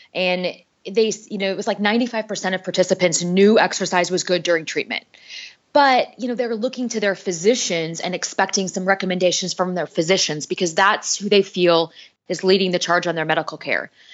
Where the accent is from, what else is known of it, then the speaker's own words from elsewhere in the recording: North Dakota, United States; moved away as an adult; also born or lived in Minneapolis / Kansas City; I grew up in North Dakota